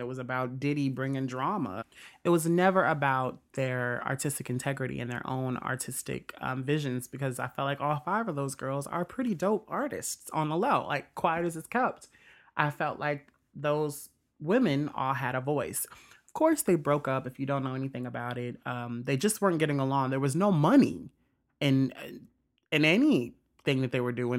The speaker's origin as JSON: {"language": "English", "region": "Mississippi", "country": "United States", "tie": "born or raised there", "also_born_or_lived": "Indiana", "said": "I consider Mississippi is my home"}